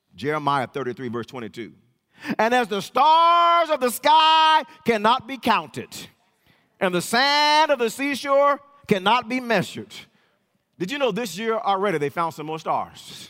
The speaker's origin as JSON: {"language": "English", "town": "Los Angeles", "region": "California", "country": "United States", "tie": "born or raised there", "also_born_or_lived": "Wewoka, Oklahoma", "moved": "yes", "lives_now": "Oklahoma, United States", "said": "I was born in Los Angeles"}